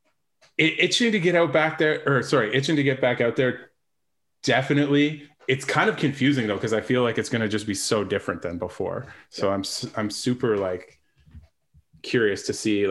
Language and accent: English; London, Ontario, Canada; I grew up in London